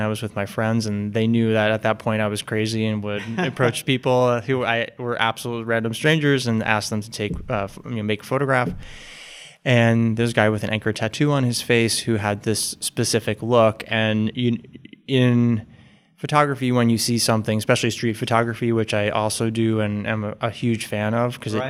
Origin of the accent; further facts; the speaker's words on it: Boston, Massachusetts, United States; I'm from Boston, mm-hmm.